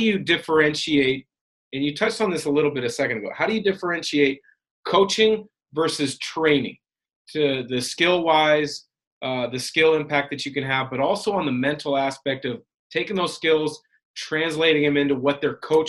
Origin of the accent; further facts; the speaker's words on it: Pacific Northwest, United States; I had similar role models, mentors that I watched growing up in the Portland, Vancouver area.